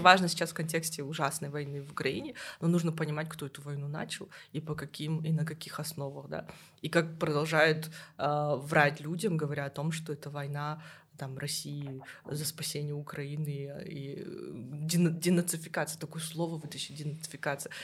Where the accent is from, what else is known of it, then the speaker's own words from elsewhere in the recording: Kazakhstan; я из Казахстана